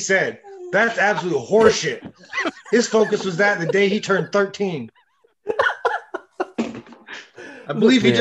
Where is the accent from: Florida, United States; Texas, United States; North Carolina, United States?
Florida, United States; Leesburg; I love Leesburg.